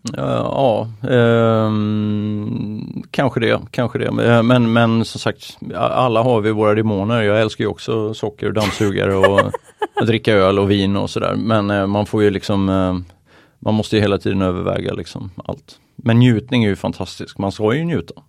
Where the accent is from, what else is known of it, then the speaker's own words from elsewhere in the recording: Oskarshamn, Kalmar County, Sweden; now in Åre, Sweden; jag är från Småland, Oskarshamn